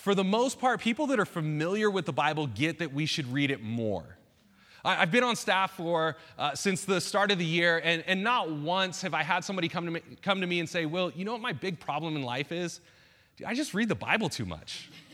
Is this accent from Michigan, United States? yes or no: no; Bay Area, Northern California, United States; moved away as an adult; also born or lived in Saskatchewan, Canada; I grew up in the Bay Area, uh, Northern California